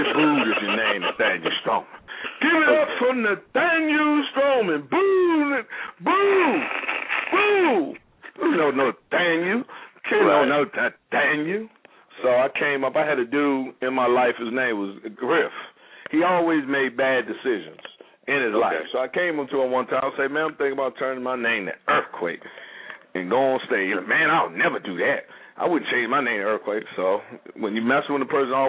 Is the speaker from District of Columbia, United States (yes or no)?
yes; Washington, District of Columbia, United States; my hometown of Washington, D.C.